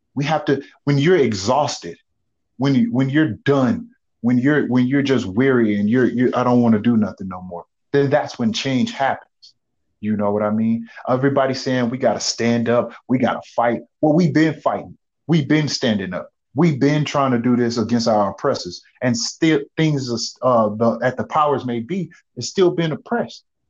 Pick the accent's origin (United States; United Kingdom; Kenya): United States; as an African American male